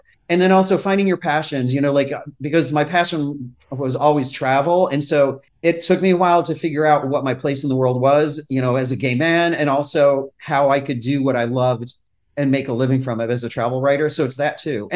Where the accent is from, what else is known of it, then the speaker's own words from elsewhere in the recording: Brockport, New York, United States; now in New York City, United States; Rochester, New York, which is my hometown area in Brockport, New York